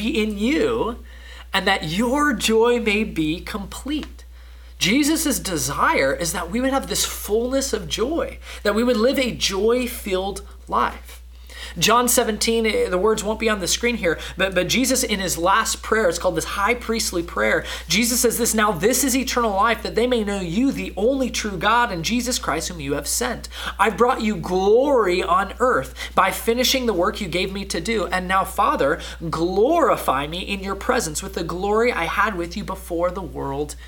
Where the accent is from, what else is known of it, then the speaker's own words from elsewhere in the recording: Southern California, United States; moved away; I'm from Southern California